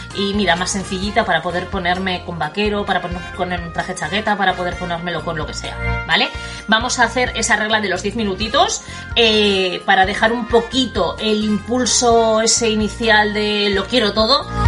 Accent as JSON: {"language": "Spanish", "town": "Bilbao", "region": "Basque Country", "country": "Spain", "moved": "yes", "lives_now": "United States", "said": "Yo soy de Bilbao, aunque estoy en Estados Unidos como todos sabéis"}